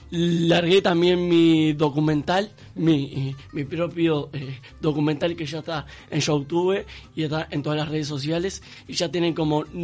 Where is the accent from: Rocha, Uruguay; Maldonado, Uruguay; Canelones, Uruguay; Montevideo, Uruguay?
Canelones, Uruguay; De Canelones, Uruguay.